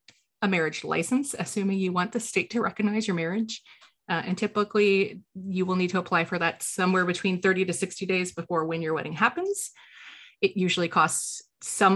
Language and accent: English; Illinois, United States